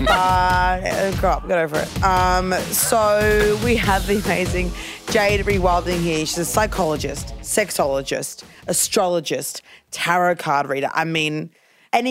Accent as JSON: {"language": "English", "town": "Tugun", "region": "Queensland", "country": "Australia", "tie": "born or raised there", "said": "I was born in Tugan in Queensland at John Flynn Hospital"}